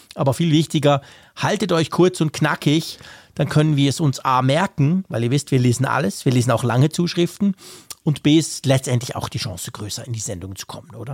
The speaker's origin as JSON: {"language": "German", "country": "Switzerland", "said": "als Schweizer"}